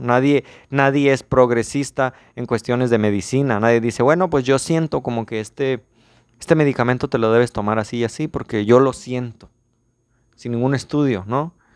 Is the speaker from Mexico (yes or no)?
yes; Mexico; soy mexicano